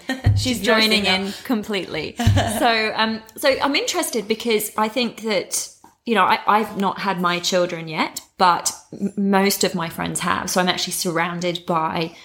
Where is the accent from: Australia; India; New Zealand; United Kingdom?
United Kingdom; England; I say we, not pee, because I'm English